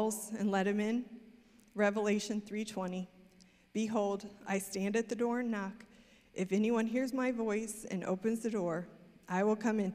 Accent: Missouri, United States; moved away as an adult; also born or lived in Amsterdam; now in Texas, United States; started our own business in my hometown in Missouri

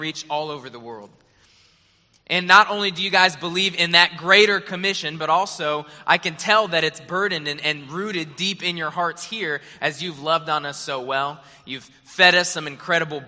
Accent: Arizona, United States; moved away; also born or lived in Hawaii / Springfield, Missouri; I was born and raised there

